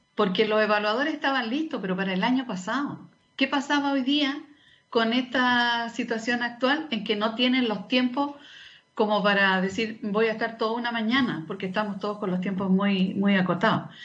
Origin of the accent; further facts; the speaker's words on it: Antofagasta, Chile; also born or lived in Oficina José Francisco Vergara; Nací acá en Antofagasta, pero, pero estaba ya con, con mis padres